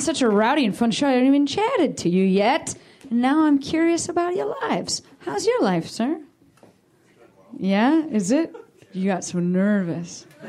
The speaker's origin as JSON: {"language": "English", "region": "Midwest", "country": "United States", "moved": "yes", "lives_now": "Los Angeles, United States", "said": "I'm from the Midwest"}